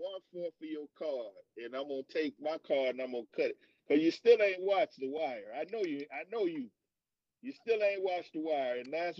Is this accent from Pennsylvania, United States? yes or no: yes; Philadelphia, Pennsylvania, United States; I'm from Philly.